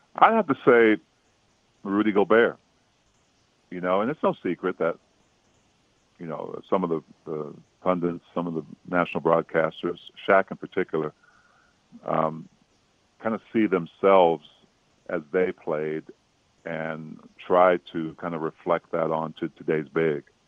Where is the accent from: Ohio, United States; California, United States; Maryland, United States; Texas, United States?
Maryland, United States; Prince George's County; I grew up in Prince George's County, Maryland